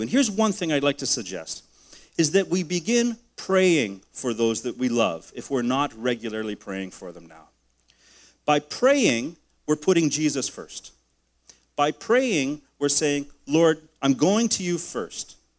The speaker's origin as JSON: {"language": "English", "country": "Canada", "said": "my rights as a Canadian man"}